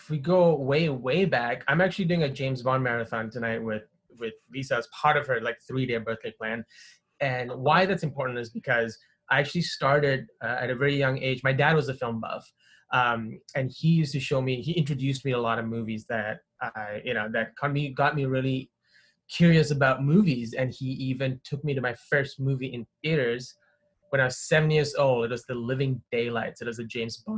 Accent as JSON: {"language": "English", "country": "Malaysia", "tie": "born or raised there", "also_born_or_lived": "Windsor, Canada", "moved": "as an adult", "lives_now": "Canada", "said": "I grew up in Malaysia, which is in Southeast Asia"}